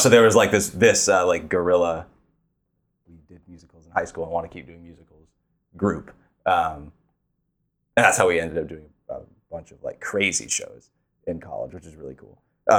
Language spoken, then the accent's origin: English; Bellevue, Ohio, United States; Bellevue. This is in Northwest Ohio, so by Cedar Point.